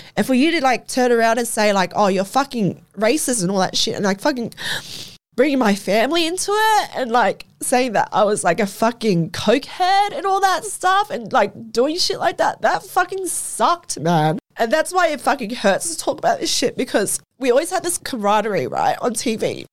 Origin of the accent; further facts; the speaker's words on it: Australia; as an Australian citizen, not being able to come home into her own fucking country